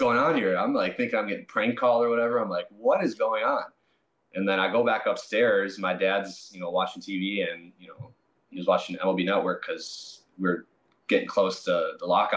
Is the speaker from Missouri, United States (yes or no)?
no; Milwaukee, Wisconsin, United States; my hometown team, the Brewers